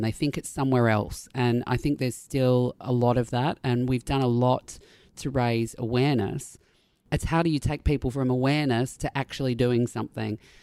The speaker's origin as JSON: {"language": "English", "country": "Australia", "said": "being an Australian"}